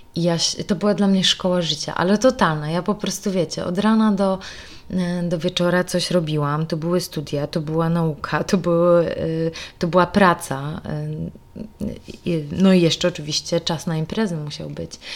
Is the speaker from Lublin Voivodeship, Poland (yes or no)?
yes; Kraśnik, Lublin Voivodeship, Poland; moved away as an adult; Urodziłam się w Kraśniku